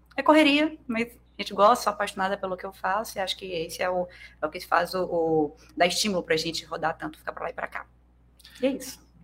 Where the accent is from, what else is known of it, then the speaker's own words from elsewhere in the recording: Itaí, interior of Bahia, Brazil; now in Espírito Santo, Brazil; moro no Espírito Santo, mas como eu frisei aqui, eu sou baiana, do interior da Bahia, eu sou itaiense